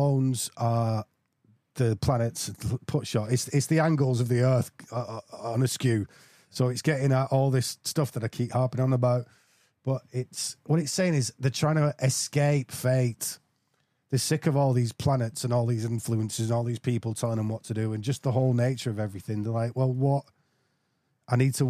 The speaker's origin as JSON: {"language": "English", "region": "England", "country": "United Kingdom", "said": "I'm English"}